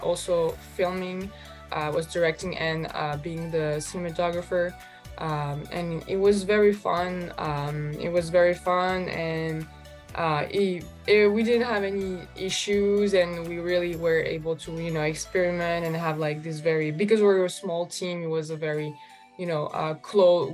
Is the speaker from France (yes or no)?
yes; France; moved away as an adult; also born or lived in Russia / Los Angeles, United States; I was born in Russia and then I moved to France. So that's where I, I, I grew up